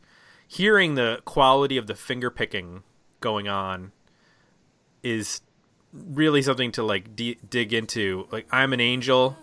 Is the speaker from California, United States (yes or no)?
no; Buffalo, New York, United States; I grew up in Buffalo